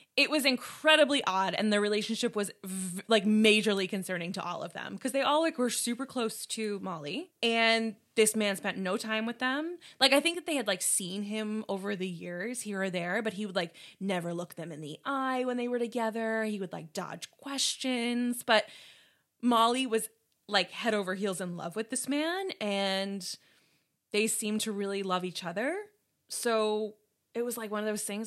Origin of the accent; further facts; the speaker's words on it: New York, United States; we're from New York